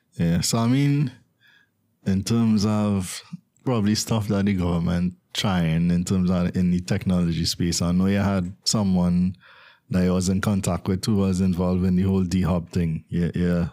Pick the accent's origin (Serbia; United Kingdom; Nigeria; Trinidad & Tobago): Trinidad & Tobago; as a Trinidadian myself